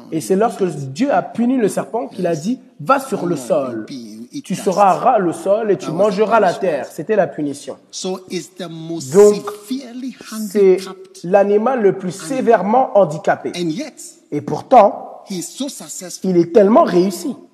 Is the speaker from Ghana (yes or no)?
yes; Ghana; J'ai grandi au Ghana, je n'ai jamais été à l'école à l'étranger